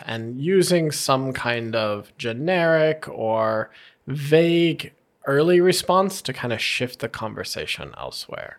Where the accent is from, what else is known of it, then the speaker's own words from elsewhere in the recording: United States; as an American